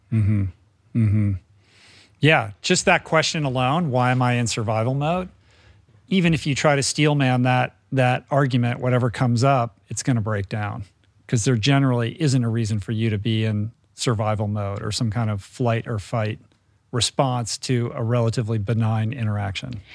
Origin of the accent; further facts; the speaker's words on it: Bethesda, Maryland, United States; moved away as an adult; I grew up in Bethesda